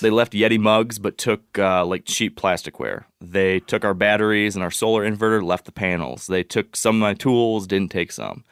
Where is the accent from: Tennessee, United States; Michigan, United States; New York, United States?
Michigan, United States; I'm from Michigan